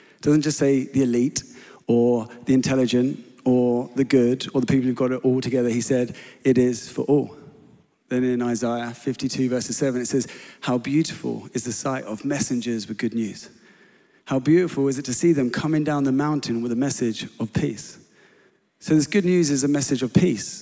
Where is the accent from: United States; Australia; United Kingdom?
United Kingdom; England; I was known as the English lad living on this church property